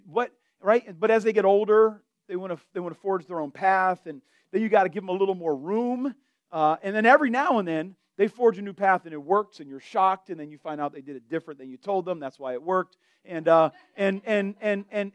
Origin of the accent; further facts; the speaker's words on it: Delray Beach, Florida, United States; I'm from Florida.